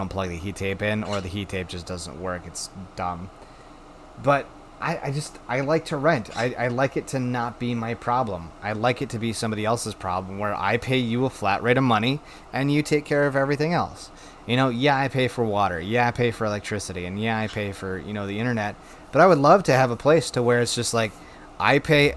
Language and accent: English; Wisconsin, United States; my home state of Wisconsin